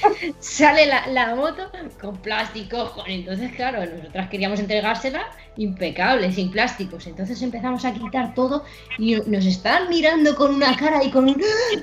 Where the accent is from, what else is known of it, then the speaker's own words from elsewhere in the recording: Madrid, Community of Madrid, Spain; éramos de Madrid